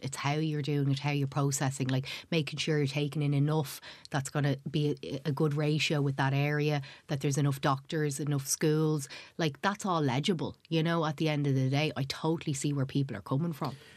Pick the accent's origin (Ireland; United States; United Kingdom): Ireland; Dublin, Leinster; also born or lived in Somalia; I was growing up in Tala